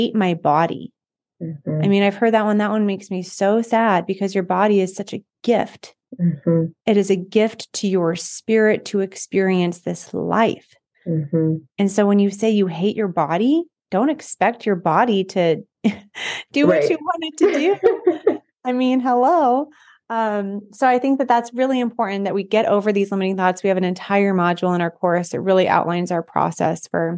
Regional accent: North Platte, Nebraska, United States; I grew up in North Platte, Nebraska, so it's a mm-hmm. big railroad town.

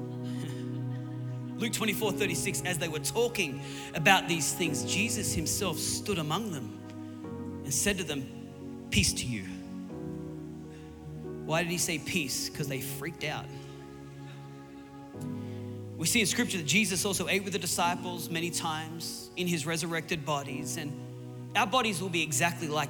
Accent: Newcastle, New South Wales, Australia; my hometown in Newcastle, it's all on the coast and there's big cliffs

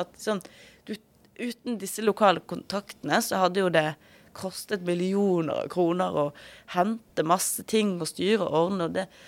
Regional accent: Western Norway, Norway; now in Oslo, Norway; majoritetsnordmann fra Vestlandet

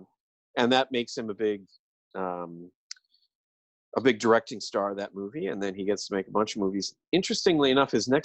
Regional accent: Ireland; I'm an Irishman

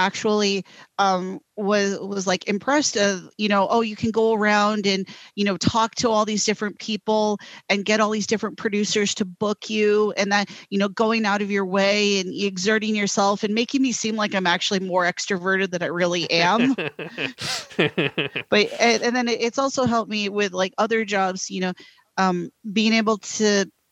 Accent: Rockford, Illinois, United States; also born or lived in Wisconsin; my hometown, Rockford

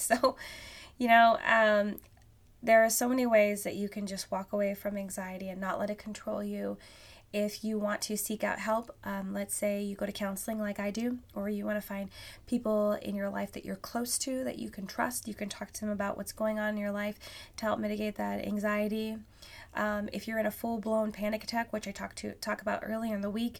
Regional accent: Alaska, United States; now in Vancouver, Washington, United States; I grew up in Alaska

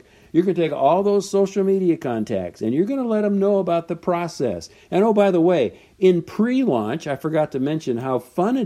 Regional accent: Southern California, United States; I'm from Southern California

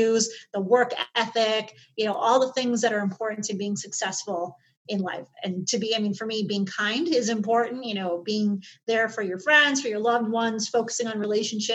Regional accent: Chicago, Illinois, United States; I grew up in Chicago, in the city, back in the 70s and 80s

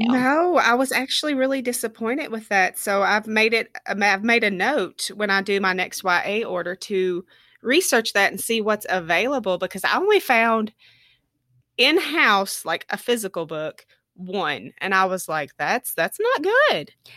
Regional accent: Tennessee, United States; now in Allen County, United States; I grew up in Tennessee and moved here in two thousand six.

